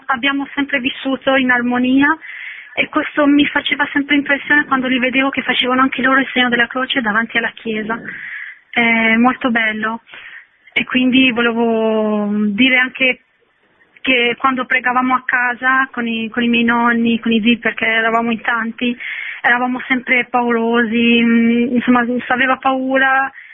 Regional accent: Shkodër, Shkodër County, Albania; moved away; io sono anch'io originaria di Scutteri

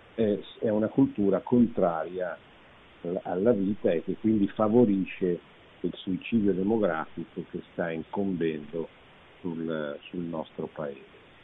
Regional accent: Italy

